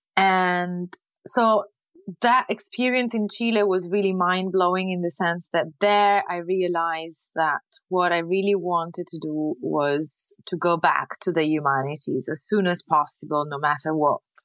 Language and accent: English; Lucca, Tuscany, Italy; English is a second language; moved away as an adult; also born or lived in United Kingdom / Pisa; now in France; I'm born and raised in Renaissance Tuscany